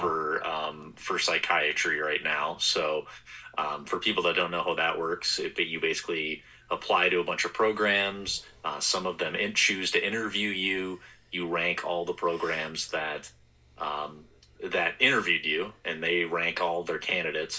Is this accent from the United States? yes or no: yes; Wisconsin, United States; now in St. Paul, United States; I'm from Wisconsin